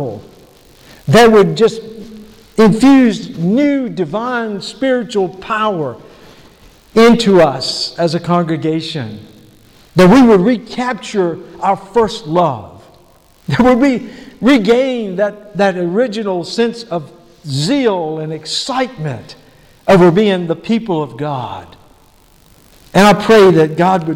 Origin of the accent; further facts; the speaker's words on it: United States; Being Native American